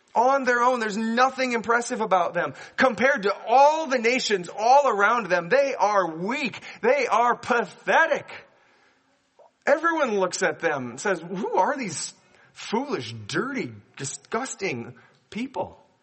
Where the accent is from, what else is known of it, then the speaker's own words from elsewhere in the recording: Minnesota, United States; I grew up here in Minnesota